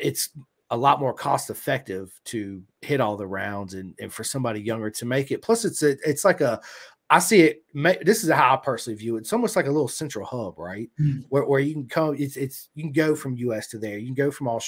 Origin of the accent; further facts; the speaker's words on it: United States; United States